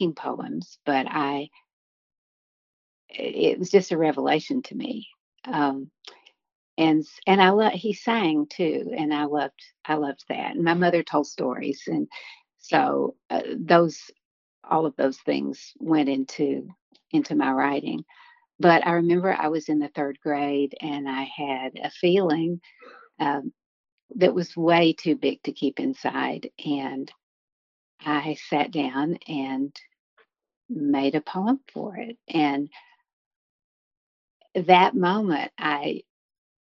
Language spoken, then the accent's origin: English; Harlan County, Kentucky, United States; now in Lexington, United States; I grew up in Harlan County. I live in Lexington now